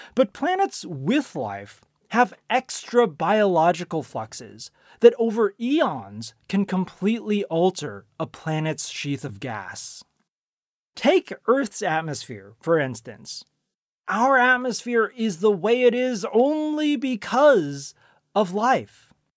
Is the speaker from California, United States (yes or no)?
yes; Silicon Valley, California, United States; I grew up in Silicon Valley, where it was common to go trick-or-treating at Steve Jobs' house